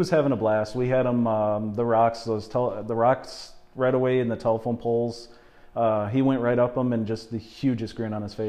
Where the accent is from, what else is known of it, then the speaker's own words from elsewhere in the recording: Lake City, Minnesota, United States; I'm down in Lake City.